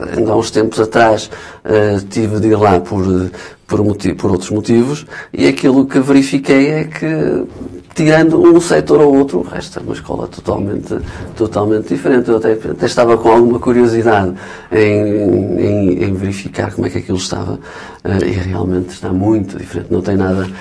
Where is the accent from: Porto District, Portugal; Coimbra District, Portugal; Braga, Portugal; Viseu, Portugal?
Braga, Portugal; Guimarães; also born or lived in Lisbon; Eu, naturalmente, nasci cresci e morrerei vimaranense